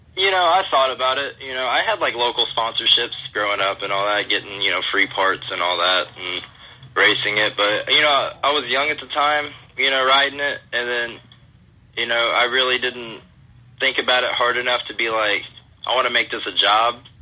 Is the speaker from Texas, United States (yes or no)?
no; St. Louis, Missouri, United States; now in Florida, United States; my hometown by uh, St. Louis, Missouri